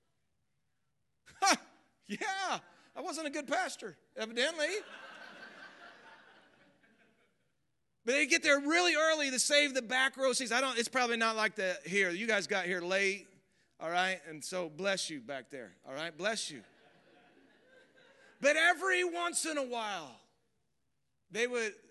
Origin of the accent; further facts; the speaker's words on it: Missouri, United States; I grew up in Missouri.